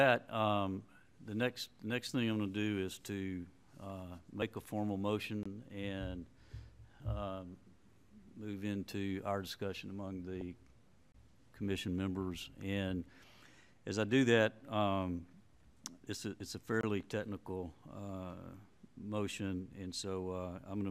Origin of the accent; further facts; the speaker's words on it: Cheatham County, Tennessee, United States; I grew up in Cheatham County in the 60s